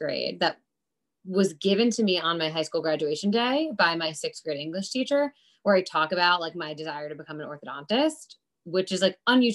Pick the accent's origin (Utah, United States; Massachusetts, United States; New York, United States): New York, United States; Westchester County; now in New York City, United States; I grew up in Westchester County, New York, about 40 minutes north of New York City